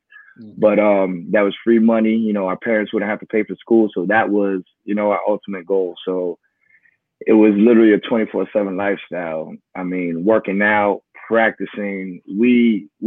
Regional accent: Miami, Florida, United States; I'm from Miami, Florida. Grew up down in the Kendall area

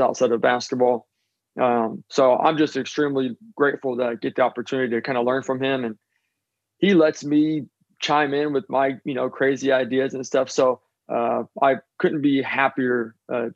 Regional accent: Seattle, Washington, United States; I grew up in Seattle

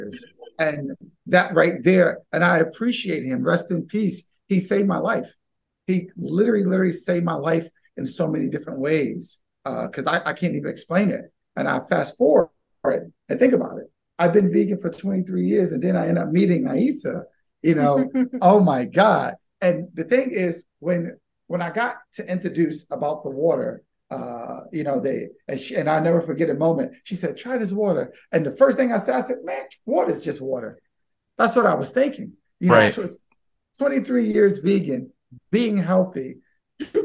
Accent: Baltimore, Maryland, United States; I grew up right up in Cherry Hill in West Baltimore.

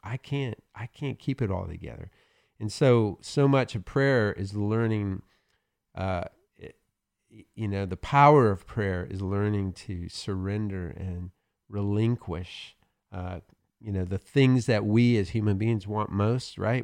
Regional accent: the South, United States; I'm from the South

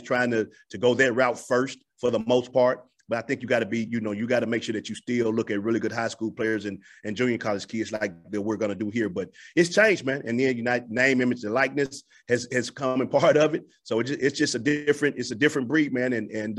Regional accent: Memphis, Tennessee, United States; moved away as an adult; now in Montgomery, United States; my hometown and my stomping ground and the hotbed for basketball of Memphis

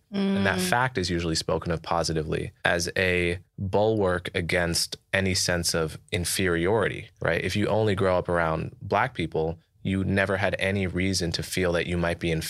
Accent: New York, United States; I'm from New York, so yes. There's a huge suspicion of kindness.

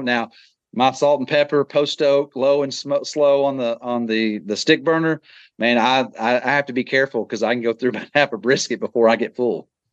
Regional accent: Texas, United States; growing up in Texas and being a Texas Ranger fan

